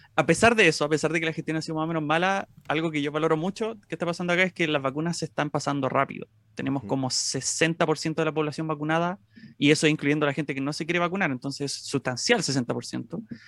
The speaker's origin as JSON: {"language": "Spanish", "town": "Maipú", "region": "Santiago Metropolitan Region", "country": "Chile", "tie": "born or raised there", "said": "siempre he sido de Maipú, de la comuna de Maipú, que es una comuna que es bastante grande, una de las más grandes de, Santiago"}